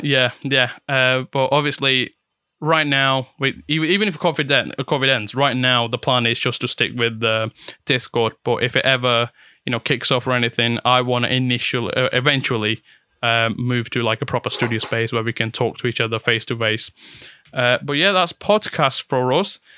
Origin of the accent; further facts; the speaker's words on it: Italy; English is a second language; now in United Kingdom; I was born and raised in Italy. Moved here back in 2014